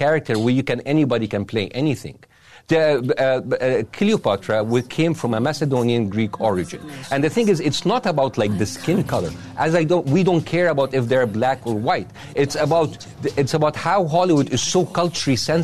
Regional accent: Egypt; I come from Egypt.

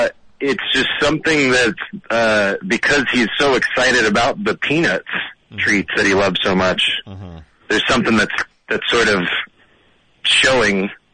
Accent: St. Petersburg, Florida, United States; now in Toronto, Canada; I'm calling from Toronto, originally from St. Petersburg, Florida.

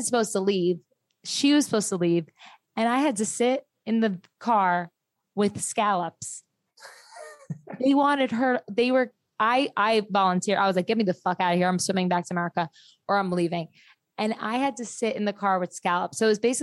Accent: New Jersey, United States; I'm from Jersey

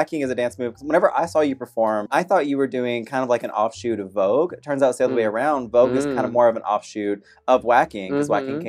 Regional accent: Arkansas, United States; I'm from Arkansas. I'm not that cultured.

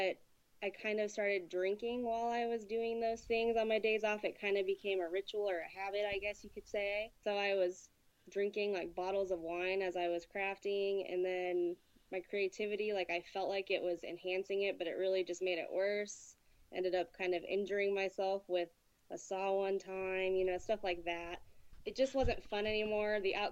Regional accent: Boise, Idaho, United States; I am from Boise, Idaho, and I have never really lived anywhere except Boise, Idaho.

